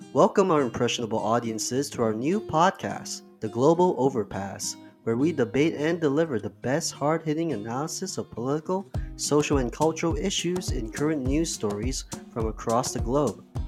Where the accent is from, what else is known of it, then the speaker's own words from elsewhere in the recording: Kuala Lumpur, Malaysia; now in Toronto, Canada; I'm from K L, the capital of Malaysia.